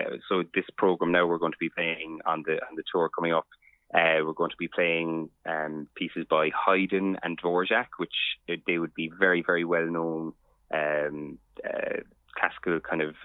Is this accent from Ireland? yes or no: yes; Cork, Munster, Ireland; moved away as an adult; also born or lived in London, United Kingdom; now in England, United Kingdom; I grew up in Cork City